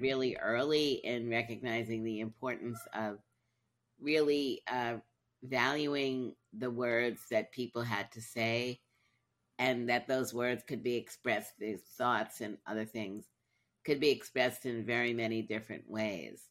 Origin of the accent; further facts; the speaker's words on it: New York City, New York, United States; moved away; I grew up in Brooklyn, then I moved